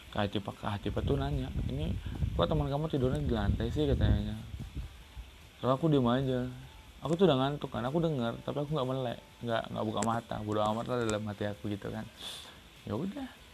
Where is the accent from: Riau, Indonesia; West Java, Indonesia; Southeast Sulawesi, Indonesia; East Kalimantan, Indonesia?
Riau, Indonesia; Aku dari Riau